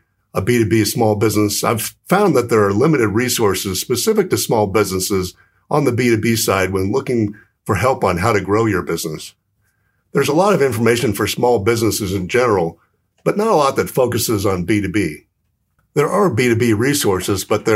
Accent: Southern California, United States; moved away as an adult; also born or lived in New York; now in Phoenix, United States; I'm originally from Southern California.

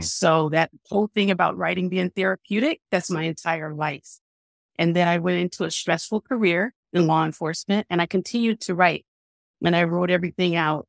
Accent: San Francisco, California, United States; I grew up in San Francisco, which is very diverse

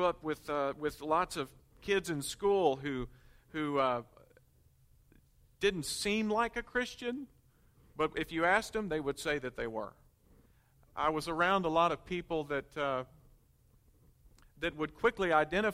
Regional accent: Conway, Arkansas, United States; growing up in Conway

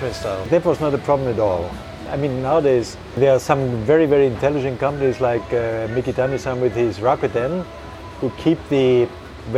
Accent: Bavaria, Germany; Germany, I'm from Bavaria, and my mother, she's from Prussia.

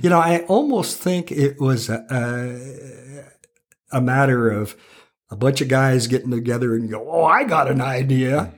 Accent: Calistoga, California, United States; moved away; growing up in Calistoga, uh, i, i, is an experience I wouldn't trade for the world, truly

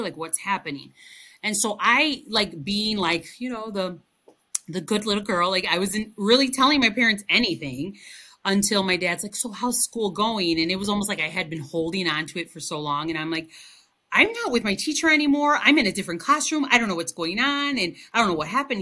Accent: Chicago, Illinois, United States; first language Spanish; English is a second language; also born or lived in Cicero, Illinois; I was uh, born and raised in Chicago

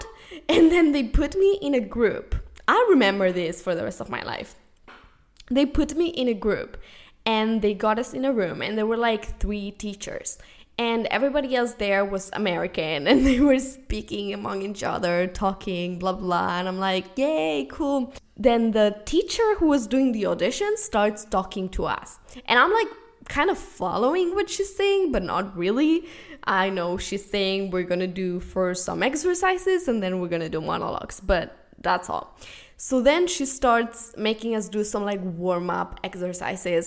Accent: Spain; first language Spanish and Catalan; English is a second language; moved away as an adult; also born or lived in New York City, United States; now in Los Angeles, United States

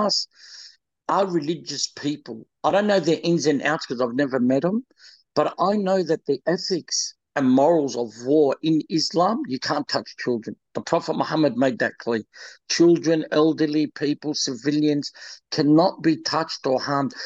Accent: Australia; also born or lived in Lebanon; I'm an Australian and I feel for my Australian people over there

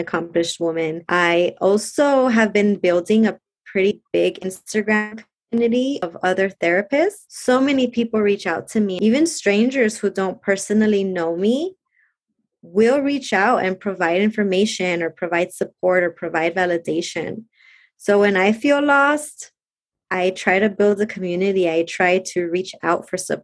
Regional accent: Compton, California, United States; also born or lived in Lynwood, California; I grew up in Compton and Linwood

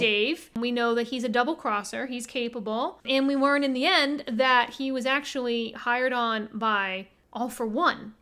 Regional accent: United States; we're American

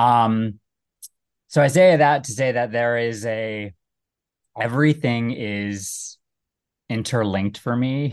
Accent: United States; also born or lived in Cincinnati, Ohio / Little Rock, Arkansas / Iraq (family); I was born in Cincinnati, grew up, um, first in Little Rock and then in, uh, the D C suburbs.

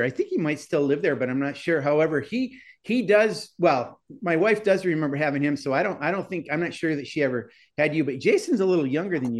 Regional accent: New York, United States; moved away; also born or lived in New Hampshire; unlike me, who was born in New York and moved to New Hampshire.

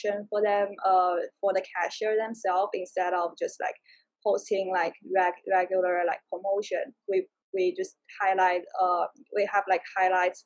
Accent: China; also born or lived in Prague, Czech Republic / Madrid, Spain; now in United States; I'm originally from China

